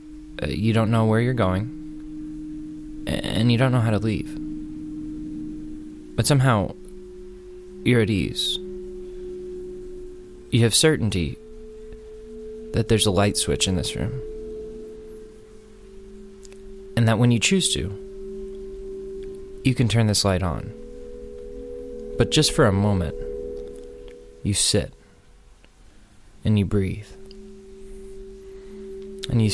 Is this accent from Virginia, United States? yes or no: no; Austin, Texas, United States; moved away as an adult; also born or lived in New York City; my hometown of Austin, Texas